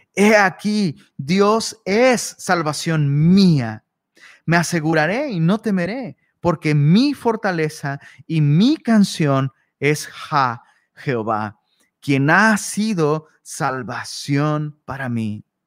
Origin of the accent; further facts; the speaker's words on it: Taxco, Guerrero, Mexico; now in Monterrey, Mexico; Tasco, de donde soy originario